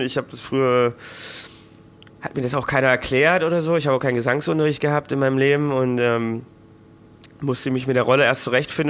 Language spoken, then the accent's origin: German; Thuringia, Germany; ich als Thüringer